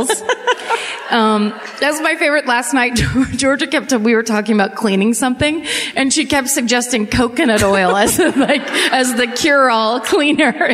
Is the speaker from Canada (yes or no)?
no; France; English is a second language; I'm from France, so I don't really know how to say your city's names.